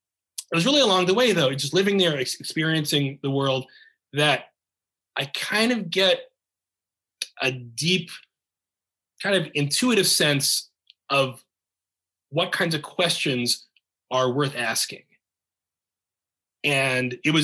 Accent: United States; being an American

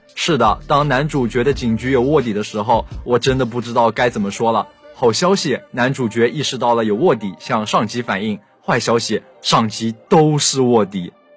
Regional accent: Jiangsu, China; 作为一个江苏人

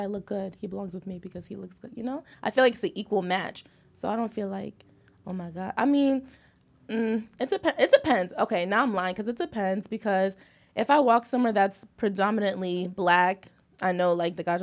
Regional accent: Bayville, United States

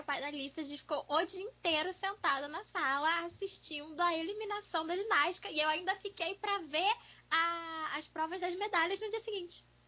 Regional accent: Volta Redonda, Rio de Janeiro, Brazil; em Volta Redonda, né? Que é onde eu fui criada

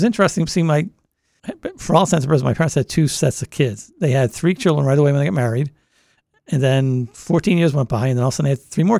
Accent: Boston, Massachusetts, United States; accent: Boston; moved away as an adult; now in Delaware, United States; growing up in the Boston area

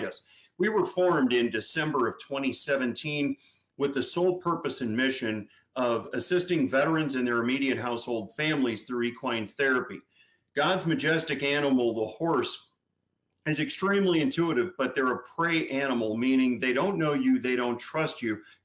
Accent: St. Louis, Missouri, United States; now in Florida, United States; I'm originally from St. Louis

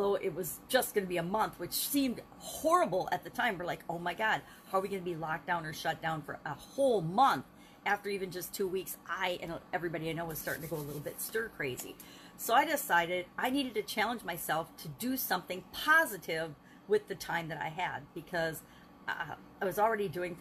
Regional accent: Wisconsin, United States; my home state of Wisconsin

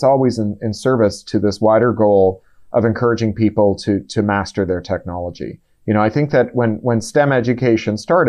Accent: Canada; as a Canadian

